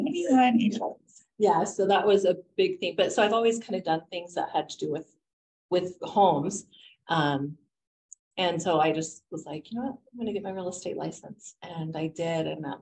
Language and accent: English; Utah, United States; also born or lived in St. George / Logan; I was born and raised in Utah. I pretty much say, people say, where are you from? I say, oh, Utah, because I have lived from St. George to Logan, Utah, and everywhere in between.